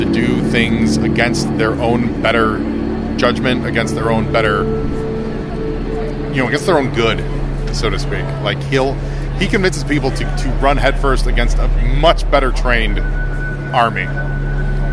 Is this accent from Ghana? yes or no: no; Chicago, Illinois, United States; now in Hollywood, United States; I'm from Chicago